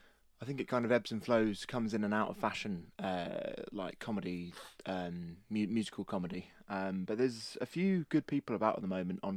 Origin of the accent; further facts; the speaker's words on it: East of England, United Kingdom; Just boring old Norfolk English.